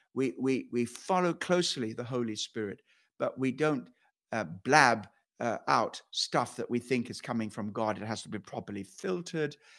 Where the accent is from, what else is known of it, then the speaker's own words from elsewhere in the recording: Kenya; moved away; I went back to Kenya and to, to, where, where I, place where I was born.